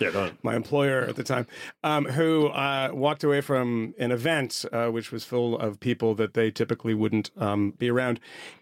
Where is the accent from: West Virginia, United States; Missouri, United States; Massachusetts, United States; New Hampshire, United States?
Massachusetts, United States; I mean, I grew up in Massachusetts, not a lot of religious people